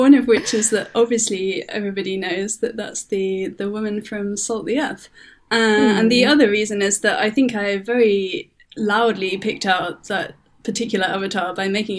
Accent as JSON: {"language": "English", "town": "Leeds", "region": "Yorkshire and the Humber", "country": "United Kingdom", "tie": "born or raised there", "also_born_or_lived": "South of England / Wales", "moved": "as an adult", "said": "I'm from the UK. I grew up in Yorkshire, which is in Northern England."}